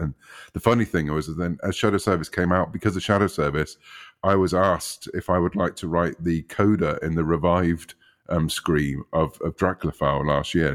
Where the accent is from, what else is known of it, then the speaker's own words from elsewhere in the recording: United Kingdom; growing up in the U K, as people might gather from my accent